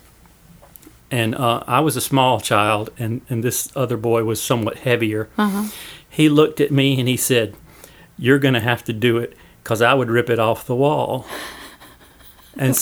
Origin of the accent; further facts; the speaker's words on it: Thomaston, Georgia, United States; growing up in Thomaston, it was very idyllic